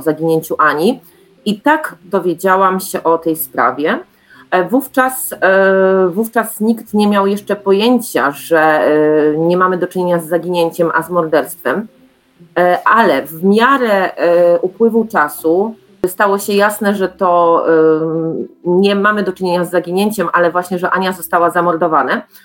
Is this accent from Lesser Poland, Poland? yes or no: no; Czeladź, Silesian Voivodeship, Poland; ja pochodzę z Czeladzi